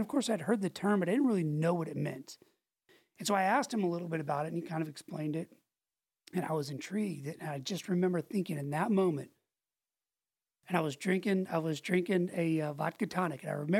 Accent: Pensacola, Florida, United States; in Pensacola. I only lived there 2 years, but those are the, like, that's, if somebody asks, like, where did you grow up or what's, I think of that place as home.

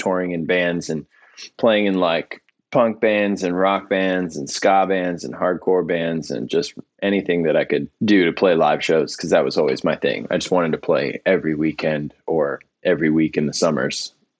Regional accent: Virginia, United States; I'm actually from Virginia.

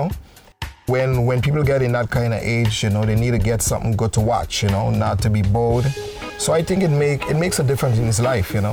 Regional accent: St. Martin; I am from St. Martin and I love my God, this beautiful island.

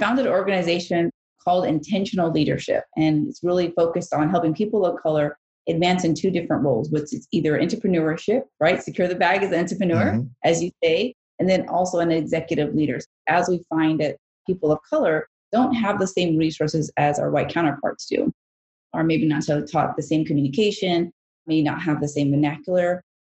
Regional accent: Bangkok, Thailand; born there; I was born in Bangkok, Thailand. I'm Asian and Mexican.

